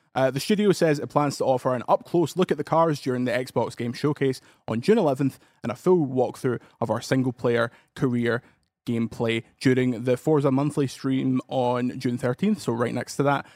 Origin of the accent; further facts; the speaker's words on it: Paisley, Scotland, United Kingdom; I'm from Paisley